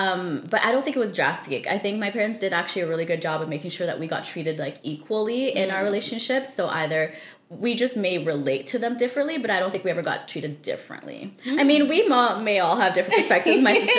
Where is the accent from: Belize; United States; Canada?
Canada; Saskatchewan; also born or lived in Zambia; now in British Columbia, Canada; So I was born in Zambia. We left when I was 5 with my family, and then we lived there for about 5.5 years. And then we moved to Saskatchewan for about 9 years.